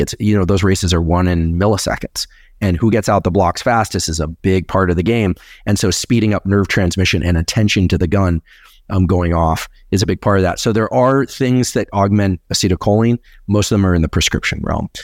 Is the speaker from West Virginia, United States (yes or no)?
no; Silicon Valley, California, United States; I'm from Silicon Valley